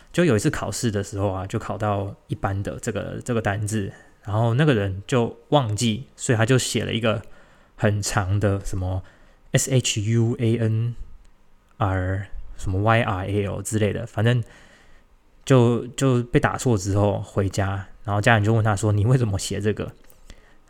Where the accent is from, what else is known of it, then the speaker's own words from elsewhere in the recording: Tainan, Taiwan; 我是台南人，我住在台南